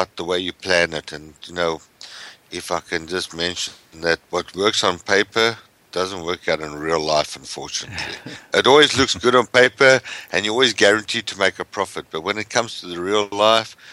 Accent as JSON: {"language": "English", "country": "South Africa", "moved": "as an adult", "lives_now": "United States", "said": "I come from South Africa originally."}